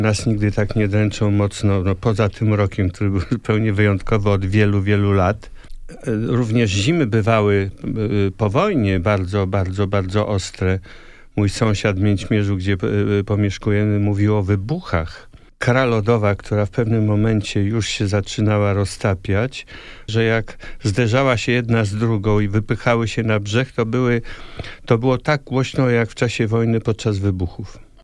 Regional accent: Poland

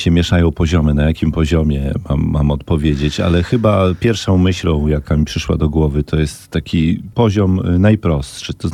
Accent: Podlaskie Voivodeship, Poland; Tak, mogę powiedzieć, że jestem z Podlasia, że pochodzę z Podlasia, że jak tam jadę, to zawsze czuję taki rodzaj jakiegoś takiego jakiej ekscytacji, uniesienia.

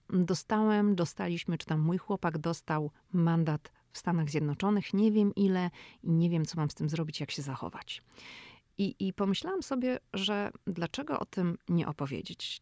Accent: Poland; jestem z Polski

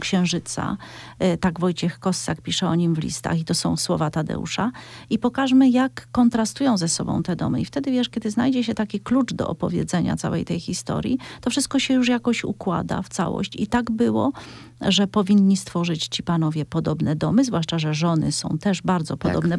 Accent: Cieszyn Silesia, Silesian Voivodeship, Poland; wywodzę się ze Śląska Cieszyńskiego

